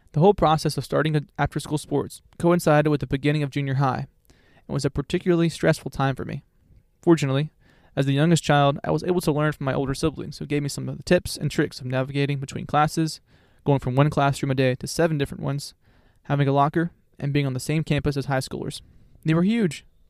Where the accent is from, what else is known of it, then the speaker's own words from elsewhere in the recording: Florida, United States; I was raised in Florida and am a self-certified beach bum in the summer months